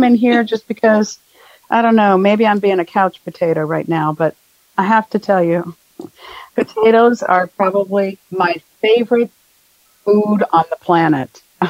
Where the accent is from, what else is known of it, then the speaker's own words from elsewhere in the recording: Dothan, Alabama, United States; I'm from Dothan, Alabama.